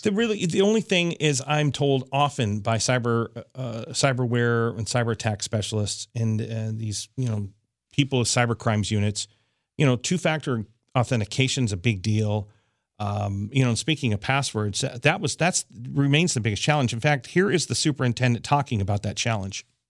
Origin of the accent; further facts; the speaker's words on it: near NORAD, Colorado, United States; also born or lived in Los Angeles area; now in Los Angeles, United States; It happened right near my hometown